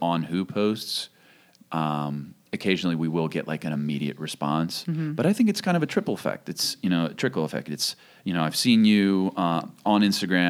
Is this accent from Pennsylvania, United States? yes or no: yes; Kennett Square, Pennsylvania, United States; moved away; also born or lived in Philadelphia; I lived in Philly for a number of years, but I grew up in Kennett Square.